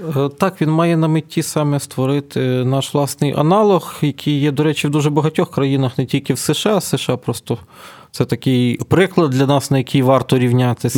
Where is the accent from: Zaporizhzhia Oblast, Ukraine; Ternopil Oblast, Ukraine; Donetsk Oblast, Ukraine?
Ternopil Oblast, Ukraine; moved away; на моїй рідній Тернопільщині